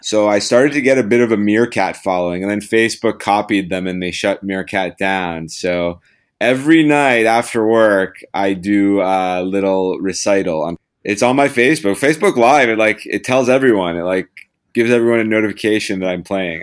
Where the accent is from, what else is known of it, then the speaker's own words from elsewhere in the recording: Los Angeles, California, United States; I was born in Los Angeles